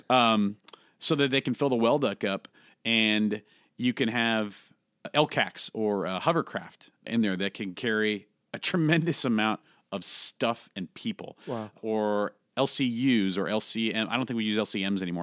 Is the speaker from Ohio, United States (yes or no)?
no; San Francisco Bay Area, California, United States; I grew up in the San Francisco Bay Area, just south of uh, San Francisco